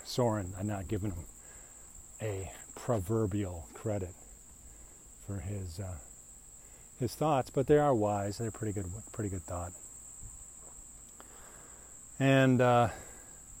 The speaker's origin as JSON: {"language": "English", "region": "Midwest", "country": "United States", "said": "I'm a Midwesterner"}